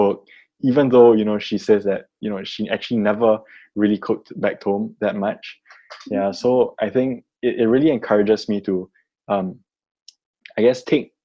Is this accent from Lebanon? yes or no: no; Singapore; as a Singaporean growing up here